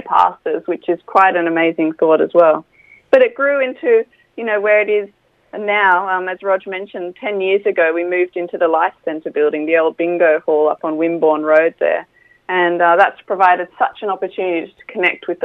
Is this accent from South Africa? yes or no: no; Australia; now in Bournemouth, United Kingdom; coming from Australia where everything's, you know, young and fresh